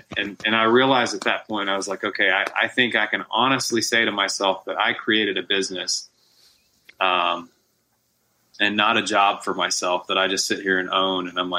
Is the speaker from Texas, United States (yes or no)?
yes; Texas, United States; In East Texas.